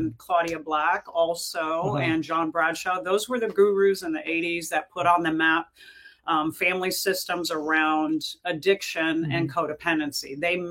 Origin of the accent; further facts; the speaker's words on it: Miami, Florida, United States; moved away as an adult; also born or lived in New York City, New York; And then we moved down to Miami. So I grew up as a kid in Miami. I spent the majority of my life until my 20s